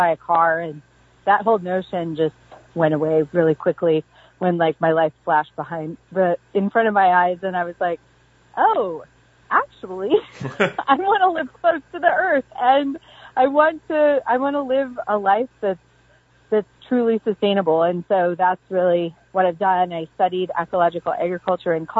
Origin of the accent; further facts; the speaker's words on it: Pacific Northwest, United States; moved away as an adult; now in Southern Appalachia, United States; I was raised in the Pacific Northwest